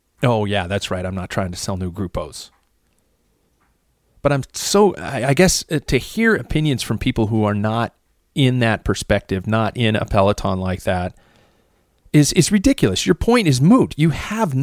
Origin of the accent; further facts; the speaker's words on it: United States; I'm an American